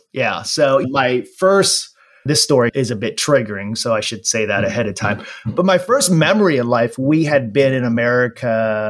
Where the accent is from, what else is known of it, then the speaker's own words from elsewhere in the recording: Los Angeles, California, United States; moved away as an adult; also born or lived in Anaheim; now in Waco, United States; I live in Waco, Texas. I grew up in LA and Orange County, so I claim LA roots.